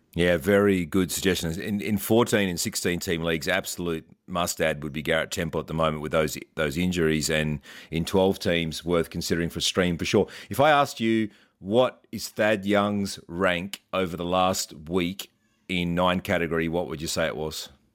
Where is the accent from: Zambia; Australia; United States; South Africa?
Australia; As an Aussie